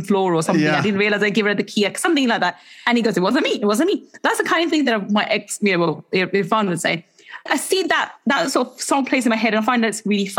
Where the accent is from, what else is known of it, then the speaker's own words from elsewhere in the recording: England, United Kingdom; in the UK, as English people